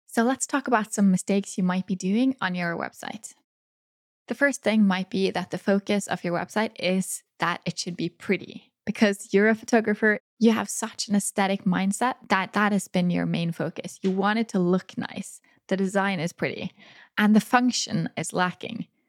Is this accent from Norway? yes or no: yes; Norway; my hometown